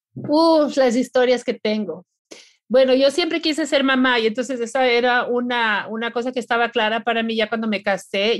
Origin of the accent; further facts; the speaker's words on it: Ecuador; moved away as an adult; now in Florida, United States; nací y me crié en el Ecuador, en las montañas